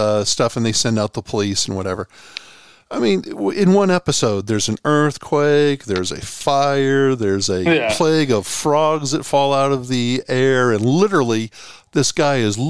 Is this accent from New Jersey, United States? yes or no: no; Boston, Massachusetts, United States; I'm a kid from Boston